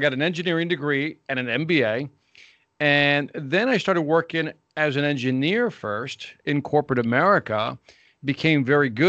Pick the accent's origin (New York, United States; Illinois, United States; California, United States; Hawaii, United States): Illinois, United States; Chicago; Born and raised in Chicago, Illinois, here in the United States